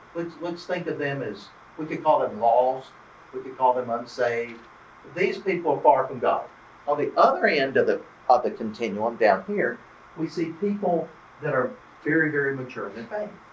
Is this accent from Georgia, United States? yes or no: yes; Albany, Georgia, United States; now in Tennessee, United States; I grew up here in Georgia, grew up in Southwest Georgia in Albany